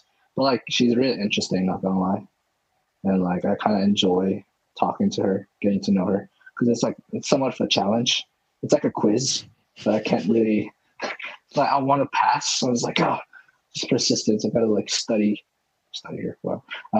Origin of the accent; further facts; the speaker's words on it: Philippines; moved away; because I came from the Philippines, Pearl came from Malaysia, and we had like a bit of like similar childhood, I can say.